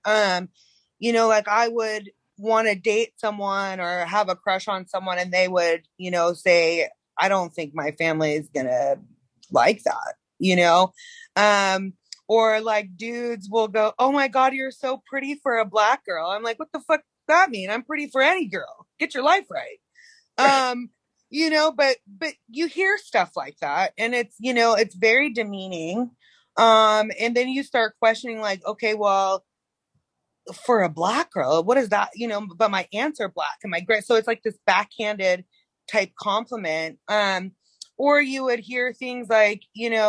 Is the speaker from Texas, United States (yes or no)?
no; North Carolina, United States; now in Oregon, United States; I'm from North Carolina